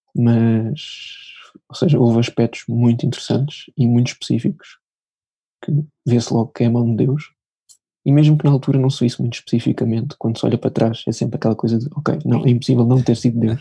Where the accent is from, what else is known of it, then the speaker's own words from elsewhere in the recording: Lisbon, Portugal; sou de Lisboa